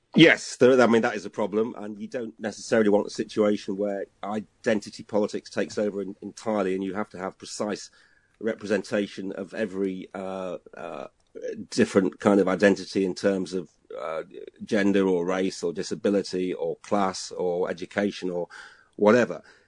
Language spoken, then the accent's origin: English; Hull, Yorkshire and the Humber, United Kingdom; moved away; I'm from Hull uh, and then going back up there for Christmas